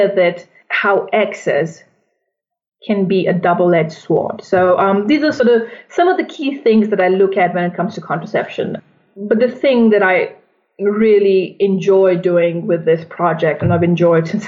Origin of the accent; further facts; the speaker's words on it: India; moved away; also born or lived in United States; I'm originally from India.